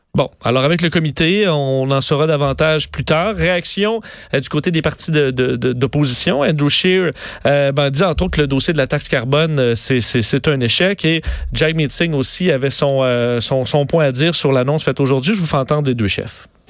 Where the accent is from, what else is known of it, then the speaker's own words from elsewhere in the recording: Quebec, Canada; chez nous au Québec